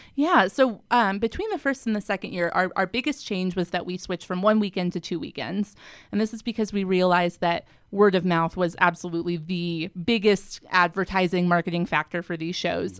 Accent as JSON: {"language": "English", "region": "Colorado", "country": "United States", "moved": "as an adult", "lives_now": "Salt Lake City, United States", "said": "I am from Colorado originally. I moved out to Salt Lake in two thousand eleven to attend Westminster"}